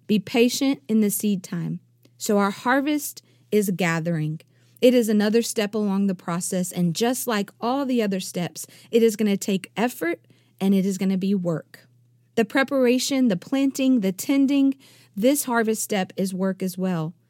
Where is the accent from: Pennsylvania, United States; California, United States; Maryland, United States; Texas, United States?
Texas, United States; East; I come from East Texas